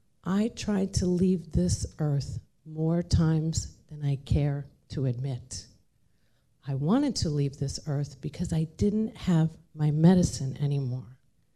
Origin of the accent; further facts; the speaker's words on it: Ireland; I'm Irish. We drink. That's what we do.